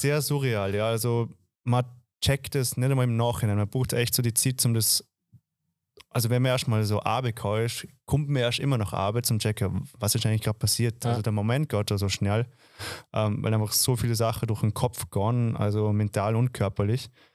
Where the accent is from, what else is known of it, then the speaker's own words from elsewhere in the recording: Dornbirn, Vorarlberg, Austria; moved away as an adult; also born or lived in Vienna; now in Semmering, Austria; ich komme eigentlich aus dem Ländle, ich komme eigentlich aus Dorabera, wohne seit sechs